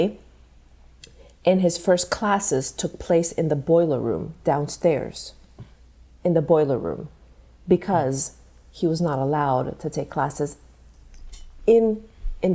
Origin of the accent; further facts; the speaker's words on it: Nicaragua; moved away as an adult; also born or lived in Arkansas, United States; now in United States; I grew up in Nicaragua up until high school. When I graduated high school, this is when I moved to the U.S. to go to college.